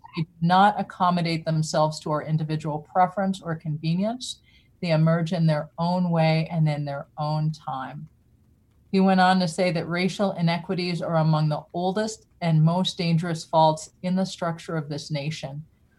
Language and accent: English; Indianola, Iowa, United States; born there; also born or lived in Oxford, Mississippi / Laramie, Wyoming; My parents immigrated here to the U.S. in the 60s, and I was born in Indianola, Iowa, and also lived in other small towns like Oxford, Mississippi, and Laramie, Wyoming.